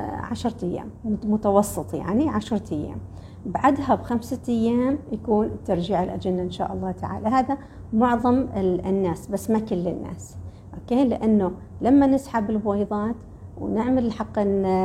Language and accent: Arabic; Oman; عندنا في الخليج مالة في عمان في الخليج